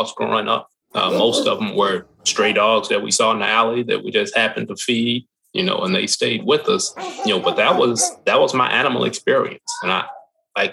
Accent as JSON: {"language": "English", "town": "Louisville", "region": "Kentucky", "country": "United States", "tie": "born or raised there", "said": "I grew up in Louisville. I grew up here"}